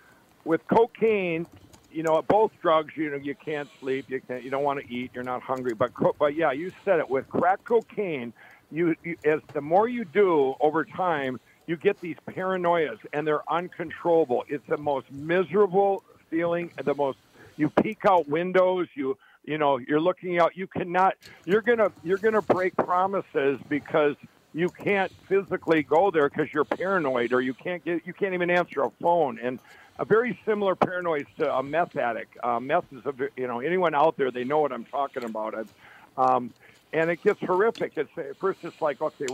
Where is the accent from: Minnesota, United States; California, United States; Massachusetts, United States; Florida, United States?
Minnesota, United States; Chaska; also born or lived in Carver, Minnesota; I grew up in Chaska, and Carver, Minnesota